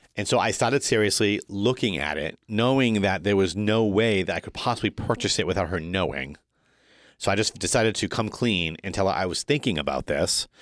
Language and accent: English; Woonsocket, Rhode Island, United States; This is my hometown. Born in Bread, the great city of Woonsocket